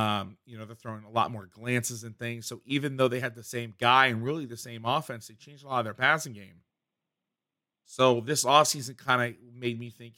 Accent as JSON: {"language": "English", "town": "Boston", "region": "Massachusetts", "country": "United States", "said": "It's like I'm from Boston."}